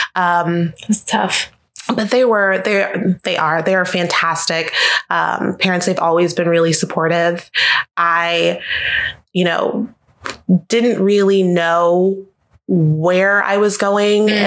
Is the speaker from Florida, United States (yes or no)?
yes; Jacksonville, Florida, United States; now in Orlando, United States; I'm from Jacksonville, Florida originally, so not too far from Orlando, about two hours north of here.